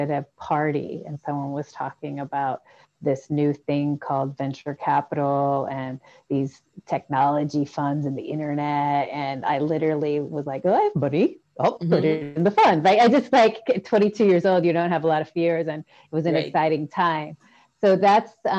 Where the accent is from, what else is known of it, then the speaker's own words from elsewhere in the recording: Washington, United States; moved away as an adult; also born or lived in San Francisco Bay Area, United States / Oxford, United Kingdom; now in Puerto Rico; I grew up in Washington State